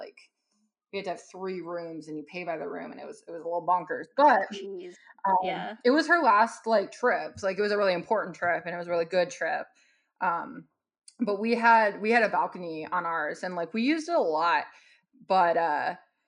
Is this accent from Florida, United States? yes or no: no; California, United States; I'm from California